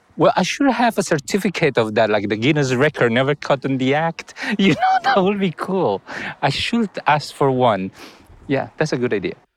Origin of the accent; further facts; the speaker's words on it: Colombia; English is a second language; moved away; to send me back to Colombia